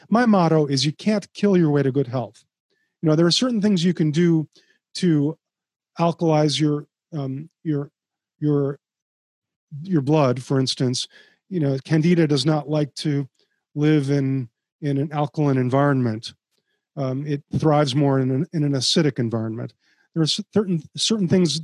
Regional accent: Chicago, Illinois, United States; I grew up in Chicago

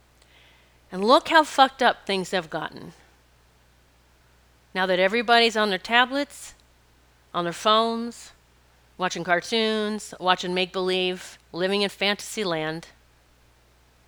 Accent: Rapid City, South Dakota, United States; I grew up in Rapid City, and our playground was mountains

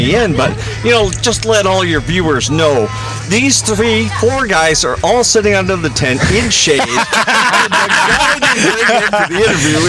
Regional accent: Cape Breton, Nova Scotia, Canada; growing up in Cape Breton, as most Cape Bretoners do, in the backwoods.

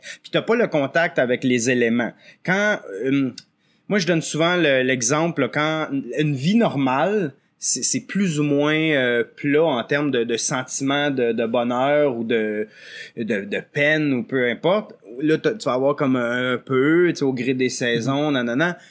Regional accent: L'Orignal, Ontario, Canada; also born or lived in Quebec; je viens de, l'Est ontarien, de Lorignal, un village là, qui, est juste, sur la frontière. Donc, toute ma vie, j'ai comme alterné Québec-Ontario à l'école ou à travail

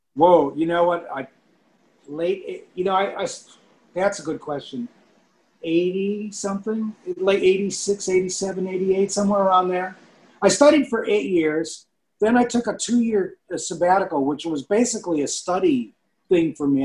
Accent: Chicago, Illinois, United States; I grew up in Chicago

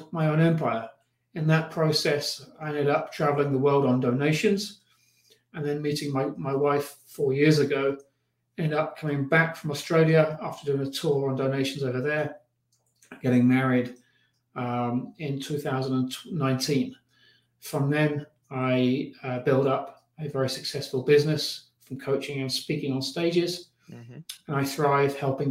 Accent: United Kingdom; also born or lived in Los Angeles; now in Colorado, United States; I'm originally from the UK

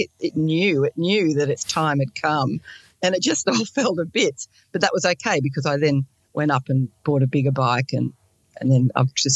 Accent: Sydney, New South Wales, Australia; also born or lived in Blue Mountains; I'm from Sydney, Australia, and also the Blue Mountains. I live in both places.

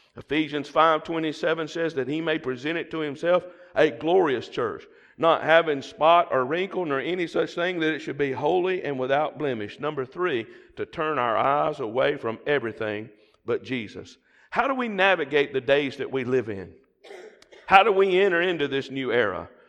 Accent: the South, United States; accent: southern; my southern accent

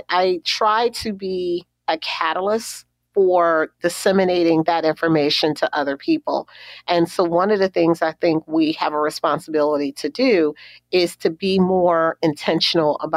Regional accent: Baltimore, Maryland, United States; growing up in Baltimore

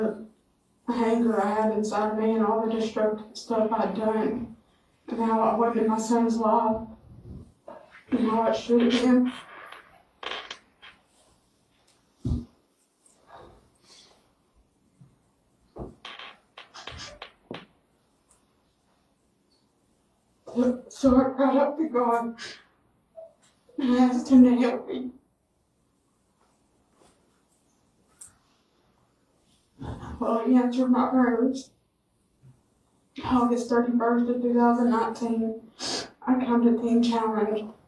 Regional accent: Westmoreland, Tennessee, United States; I'm from Westmoreland, Tennessee.

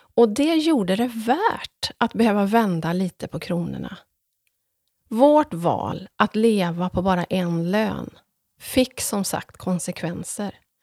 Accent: Ulricehamn, Västra Götaland, Sweden; när jag var liten så växte jag upp med farmor Emmy och mostrarna

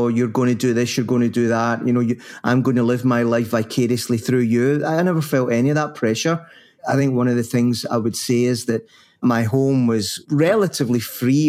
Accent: Paisley, Scotland, United Kingdom; I was brought up in Paisley

